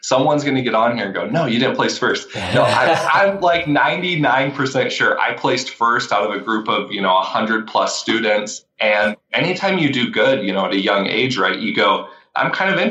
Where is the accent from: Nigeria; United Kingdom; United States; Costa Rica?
United States; Vancouver, Washington; I'm from Vancouver, Washington